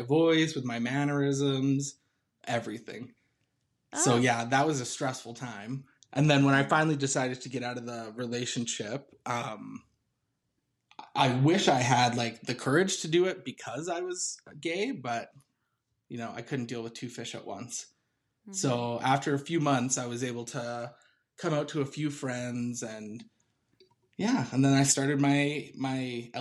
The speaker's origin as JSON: {"language": "English", "region": "Texas", "country": "United States", "said": "I'm a Texan."}